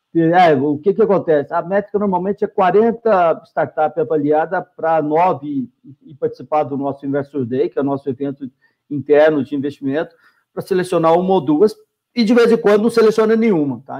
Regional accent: Minas Gerais, Brazil; a gente é mineiro

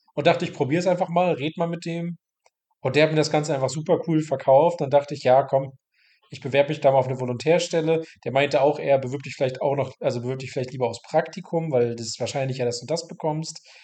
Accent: Mecklenburg-Vorpommern, Germany; moved away as an adult; also born or lived in Bayreuth; Ich komme aus Mecklenburg-Vorpommern, ähm, bin dann 2000 17 für das Studium nach Bayreuth

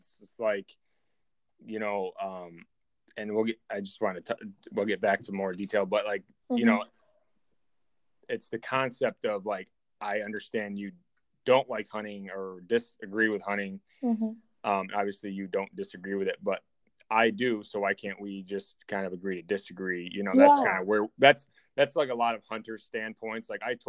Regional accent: New York, United States; moved away as an adult; now in Iowa, United States; I moved to Iowa from New York

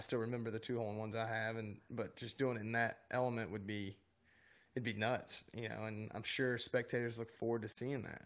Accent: North Carolina, United States; in North Carolina growing up

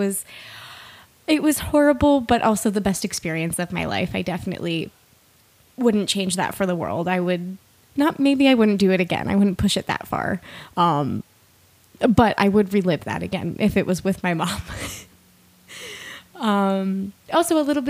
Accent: East Coast, United States; moved away as an adult; now in Washington, United States; I live in the state of Washington. I'm originally from the East Coast

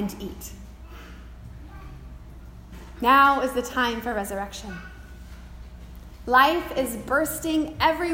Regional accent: Pacific Northwest, United States; Growing up in the Pacific Northwest, I remember as a child seeing the shock of the beautiful yellow flowers in the center of the skunk cabbage on the property lining the Chehalis River where we grew up

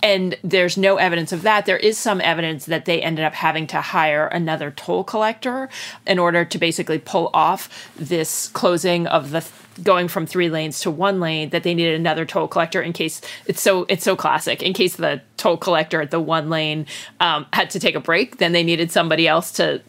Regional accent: New Jersey, United States; I am from New Jersey.

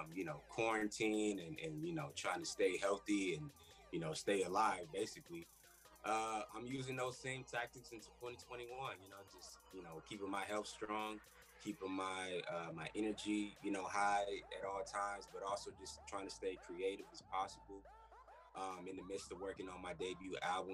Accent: New York City, New York, United States; I'm from Queens, New York. So I've always been around music

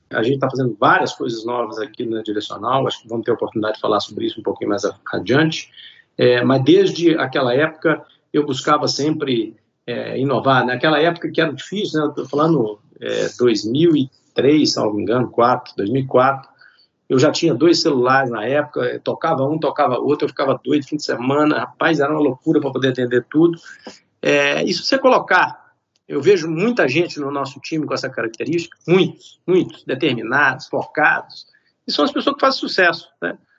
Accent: Belo Horizonte, Minas Gerais, Brazil; Eu sou de Belo Horizonte, nascido e criado em BH

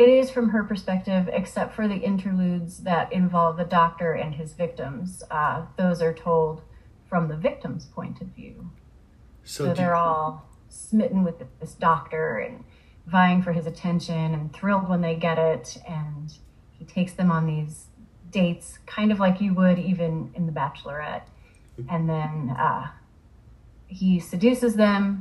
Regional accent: Iowa, United States; I grew up in Iowa, and I spent a lot of time in Iowa City

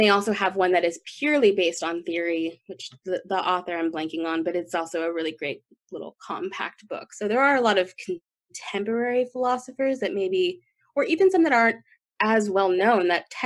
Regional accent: Las Vegas, Nevada, United States; moved away; also born or lived in Texas; I grew up in Las Vegas

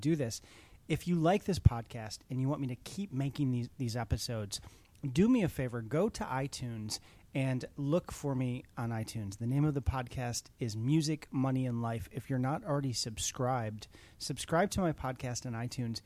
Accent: Chicago, Illinois, United States; I'm a fellow Chicagoan. I'm from Chicago

